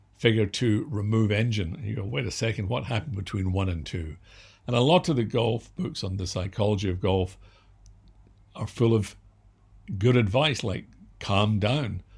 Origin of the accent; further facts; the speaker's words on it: Scotland, United Kingdom; I was born and raised in Scotland